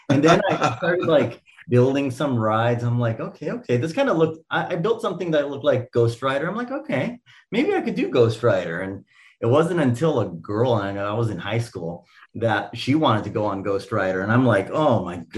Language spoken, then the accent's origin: English; California, United States; And we grew up in SoCal, you know, so